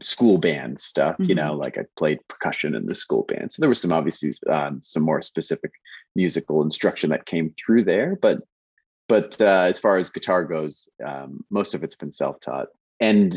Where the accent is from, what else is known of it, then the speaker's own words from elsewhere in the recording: Kitchener, Ontario, Canada; I grew up in Kitchener, small town, smallish town, bigger now.